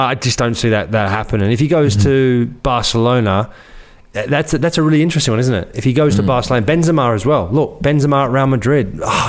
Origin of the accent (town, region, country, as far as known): Australia